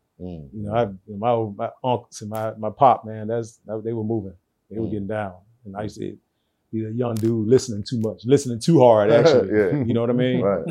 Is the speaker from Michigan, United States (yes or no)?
no; Atlanta, Georgia, United States; I'm from Atlanta, born and raised. Q Spalding Medical Center.